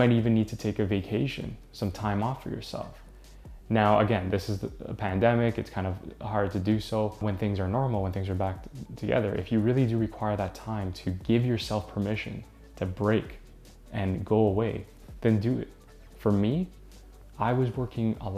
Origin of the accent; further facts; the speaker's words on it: Canada; I'm from Canada